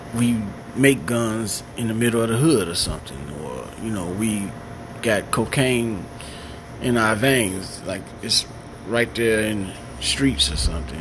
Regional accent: Chicago, Illinois, United States; now in Madison, United States; I'm from Chicago. Now reside in Madison, Wisconsin. I'm uh, originally from West Side

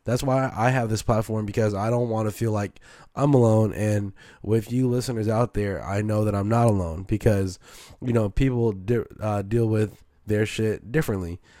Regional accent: San Francisco, California, United States; also born or lived in Oakland; So I'm born and raised in Frisco.

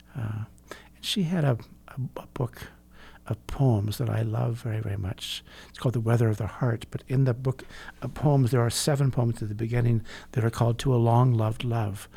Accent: California, United States; I grew up in California

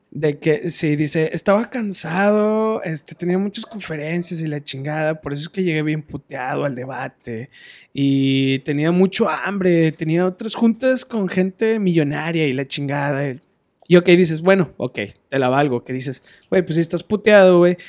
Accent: Monterrey, Nuevo León, Mexico; somos las personas regias

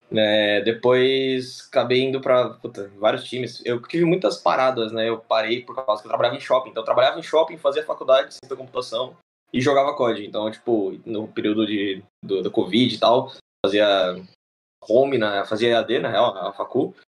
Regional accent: Diadema, São Paulo, Brazil; Eu sou de Diadema

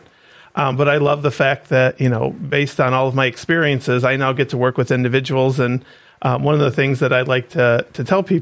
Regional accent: Oak Harbor, Ohio, United States; now in Defiance, United States; I'm originally from Oak Harbor, Ohio, and I currently live in Defiance.

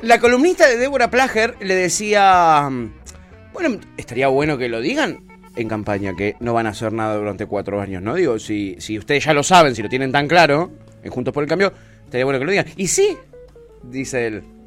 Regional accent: Ezeiza, Buenos Aires Province, Argentina; en Ezeiza, de donde yo soy oriundo, yo tengo eh, eh, amigos de la infancia

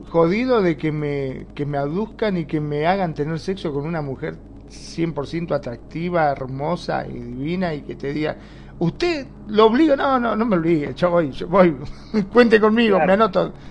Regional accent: Argentina

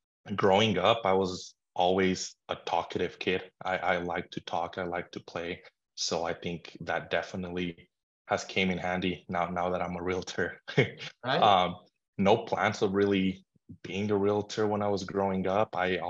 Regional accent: Vail, Colorado, United States; I was born in Colorado, small little town in Vail, Colorado.

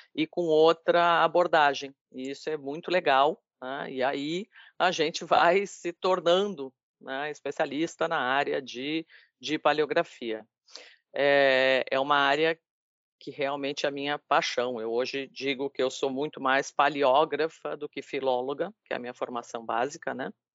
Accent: Rio Grande, Rio Grande do Sul, Brazil; now in Bahia, Brazil; sou gaúcha, sou rio-grandina

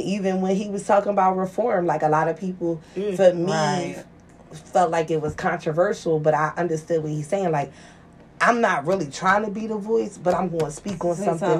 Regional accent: Philadelphia, Pennsylvania, United States; Going to give you a little side of, I'm from Logan, mm-hmm. or I'm from North.

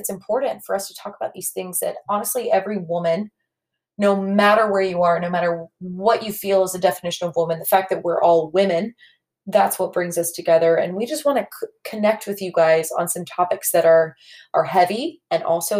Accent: Nashville, Tennessee, United States; So we're from Nashville, Tennessee.

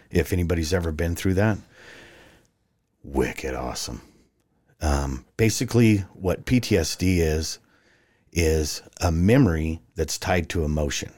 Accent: Farmington, New Mexico, United States; moved away as an adult; now in Arizona, United States; I was born and raised in Farmington, New Mexico

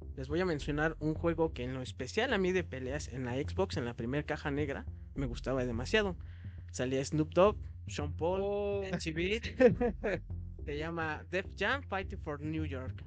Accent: Mexico; yo como mexicano

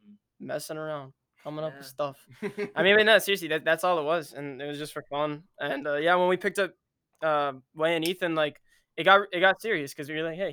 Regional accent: Tampa, Florida, United States; we're from Tampa, Florida. Yep. The lovely state of Florida.

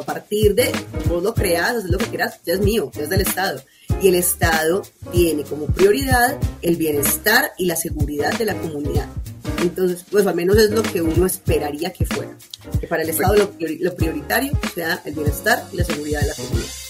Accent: Medellín, Antioquia, Colombia; mi ciudad natal, parecía Medellín

